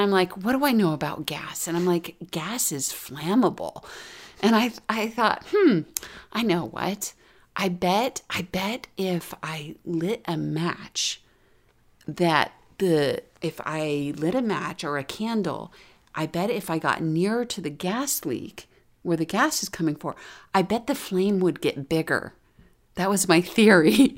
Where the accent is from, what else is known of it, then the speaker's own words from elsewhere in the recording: Florida, United States; I grew up in Florida